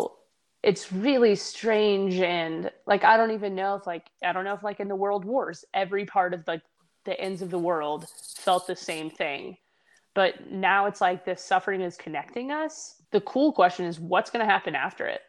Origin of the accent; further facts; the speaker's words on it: Tennessee, United States; moved away; I'm from Tennessee originally